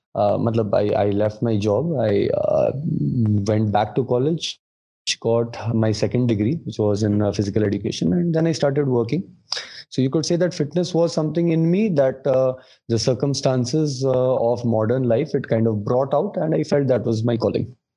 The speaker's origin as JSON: {"language": "English", "town": "Jamshedpur", "region": "Jharkhand", "country": "India", "tie": "born or raised there", "moved": "yes", "said": "I'm from a very small town. I'm from Jamshedpur, और हमारे वहाँ पर कल्चर रहता है कि सुबह सुबह पापा उठा देते थे"}